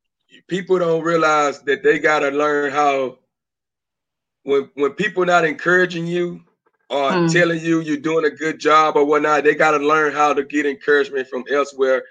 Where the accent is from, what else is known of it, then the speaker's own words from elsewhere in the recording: Beaumont, Texas, United States; also born or lived in Atlantic City, New Jersey / Oceanside, California; I'm from Beaumont, Texas, but I was born in Atlantic City, New Jersey